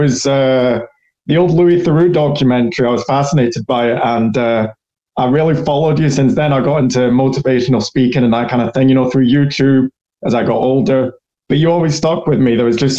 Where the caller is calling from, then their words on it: Scotland, United Kingdom; from Scotland. I called in from Scotland.